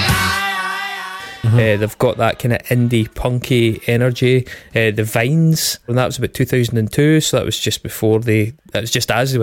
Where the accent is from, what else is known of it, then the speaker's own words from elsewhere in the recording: United Kingdom; we're British.